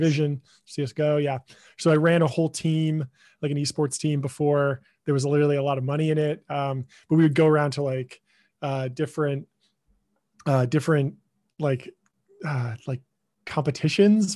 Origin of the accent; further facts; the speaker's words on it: Pasadena, California, United States; I grew up in Pasadena, California.